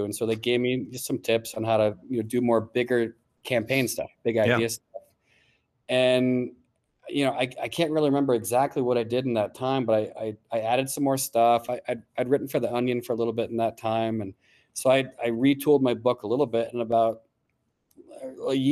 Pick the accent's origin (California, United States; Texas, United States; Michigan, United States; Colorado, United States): Colorado, United States; Golden; moved away as an adult; I'm from like the western suburbs of Denver.